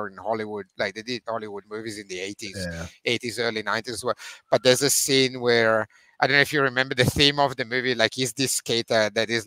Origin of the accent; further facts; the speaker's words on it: Veneto, Italy; English is a second language; moved away; being Italian, growing up in Italy